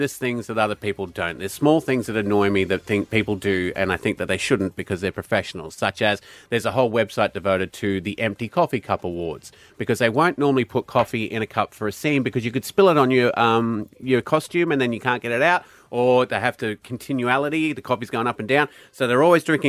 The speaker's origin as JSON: {"language": "English", "country": "United Kingdom", "moved": "yes", "lives_now": "Brisbane, Australia", "said": "being British myself."}